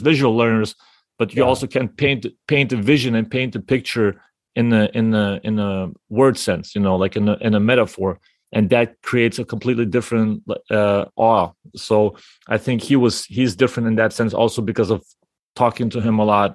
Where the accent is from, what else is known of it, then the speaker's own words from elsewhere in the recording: Lithuania; me as a Lithuanian